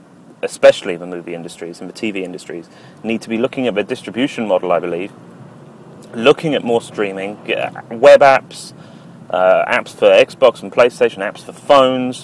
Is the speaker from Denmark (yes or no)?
no; United Kingdom; speaking as a Brit